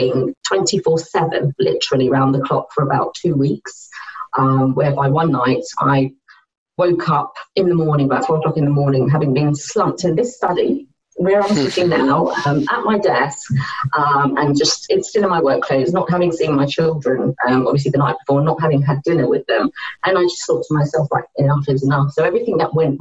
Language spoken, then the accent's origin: English; United Kingdom; So I was born here.